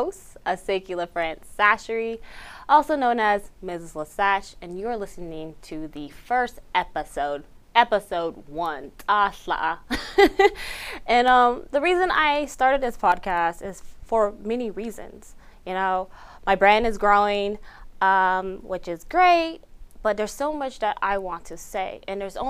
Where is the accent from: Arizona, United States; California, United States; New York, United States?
Arizona, United States; Beishpito; first language Navajo; I am from Beishpito, Arizona, located on the beautiful Navajo Nation, Dineh Nation